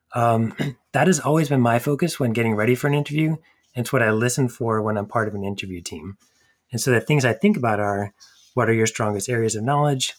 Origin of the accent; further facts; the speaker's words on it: New Hampshire, United States; moved away as an adult; also born or lived in New York City; I grew up in New Hampshire, just outside of Boston